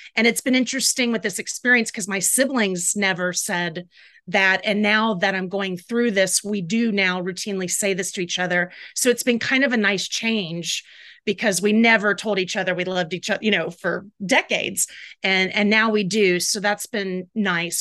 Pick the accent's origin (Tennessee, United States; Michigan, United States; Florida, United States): Florida, United States; Jacksonville; moved away as an adult; also born or lived in Tallahassee, Florida / Atlanta, Georgia; I grew up in Jacksonville, Florida